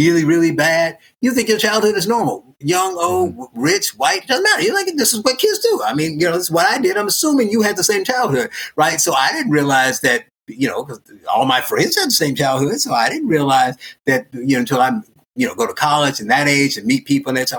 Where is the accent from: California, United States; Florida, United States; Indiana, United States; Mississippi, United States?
Indiana, United States; Gary; I was born in Gary, Indiana